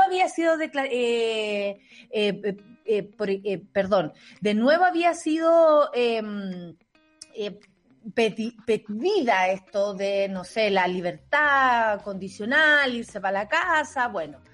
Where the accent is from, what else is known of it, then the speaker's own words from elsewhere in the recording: Santiago, Santiago Metropolitan Region, Chile; yo soy súper santiaguina